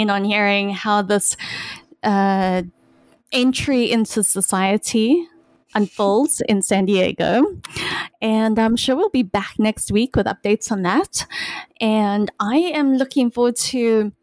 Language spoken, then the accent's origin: English; South Africa; moved away; My closest connection to ice hockey as a South African growing up was watching the Mighty Ducks and Miracle